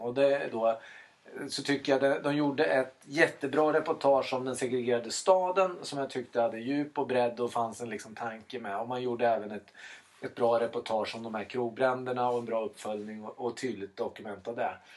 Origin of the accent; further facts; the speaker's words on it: Sweden; i Elstaberg där jag växte upp